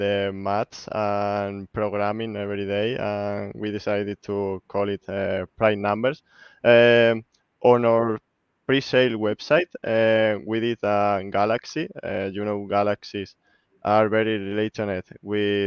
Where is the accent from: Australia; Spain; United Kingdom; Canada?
Spain; I'm from Spain.